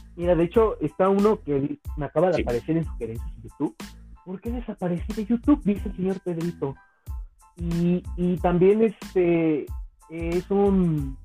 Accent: Cuautitlán, State of Mexico, Mexico; en mi pueblo, aquí en Cautitlán

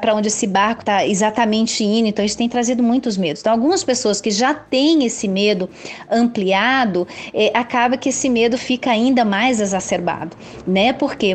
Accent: Brazil; Como brasileiros nós

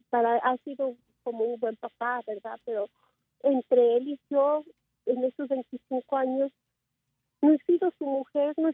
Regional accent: Mexico; moved away; siempre me humilla porque él he nacido aquí, pero yo soy mexicana, pero siempre me dice que, soy una mexicana chapa

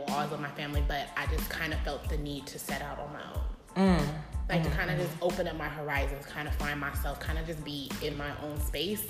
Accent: Pasadena, California, United States; moved away as an adult; now in Las Vegas, United States; born and raised in Pasadena, born at Huntington Hospital

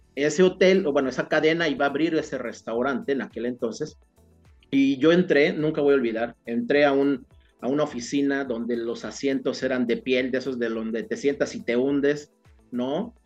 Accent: State of Mexico, Mexico; now in Cancún, Mexico; yo soy del Estado de México y bueno, y las circunstancias y la vida me trajeron a Cancún, ¿no? Pero yo soy originario, yo nací en el Estado de México

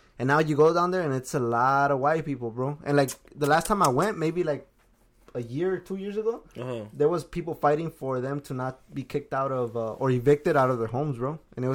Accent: Los Angeles, California, United States; also born or lived in Watts / South Gate; Okay, so growing up in South Central is cool, bro.

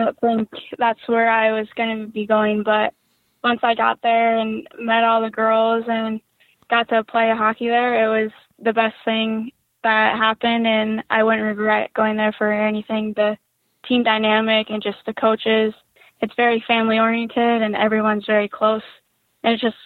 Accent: a small town in West Virginia, United States; I'm from a small town in West Virginia

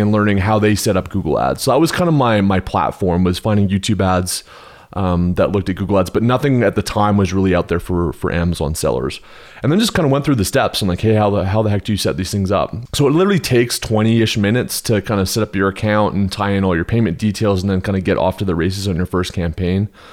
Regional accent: Canada; also born or lived in Houston, Texas, United States; now in Park City, United States; I'm originally from Canada. I spent fourteen years in Texas, the flatlands, the concrete jungle of, of Houston, Texas

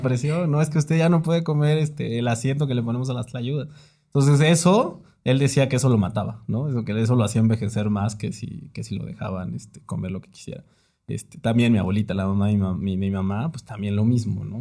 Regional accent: Oaxaca de Juárez, Oaxaca, Mexico; also born or lived in Puebla; now in Mexico City, Mexico; yo también nací en la ciudad de Oaxaca de Juárez. Muy chiquito me tuve que mudar a Puebla por, este, los estudios de mi papá, pero básicamente toda mi infancia fue en Oaxaca

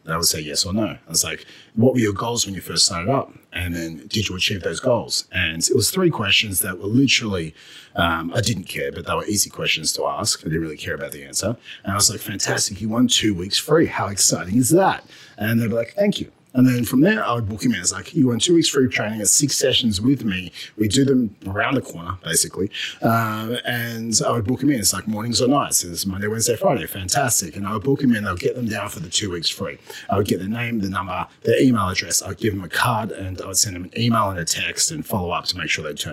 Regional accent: Australia; now in Canada; I had an accent. I was from Australia.

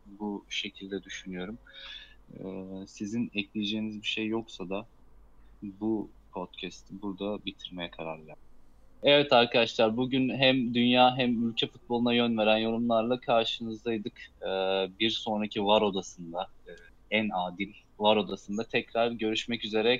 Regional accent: Karabük Province, Turkey; ben bir Karabüklü olarak

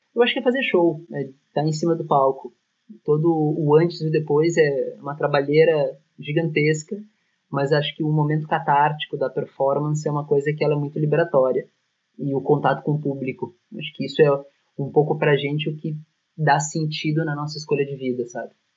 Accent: Porto Alegre, Rio Grande do Sul, Brazil; moved away as an adult; now in Milan, Italy; Porto Alegre, que é a nossa cidade natal

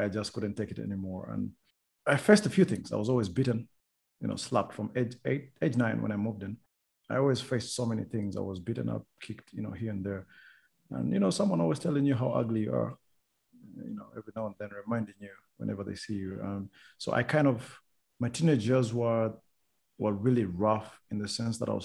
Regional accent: Rwanda; moved away; also born or lived in Uganda; I'm from Rwanda

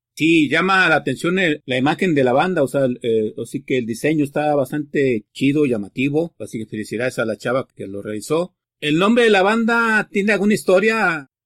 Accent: Mexico; como buen mexicano y marxista que somos

